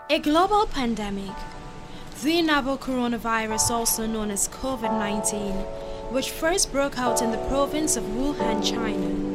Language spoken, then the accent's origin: English; Guyana; my home country, Guyana